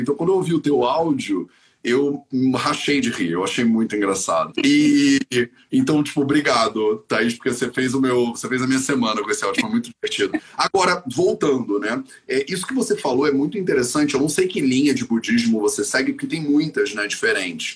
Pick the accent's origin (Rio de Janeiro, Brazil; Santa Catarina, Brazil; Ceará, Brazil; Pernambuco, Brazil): Rio de Janeiro, Brazil; Eu sou carioca